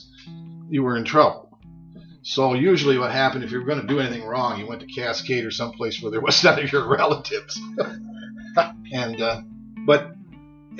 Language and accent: English; Monticello, Iowa, United States; I was born here in Monticello at the hospital and raised on a little dirt farm out by Pitched Rocks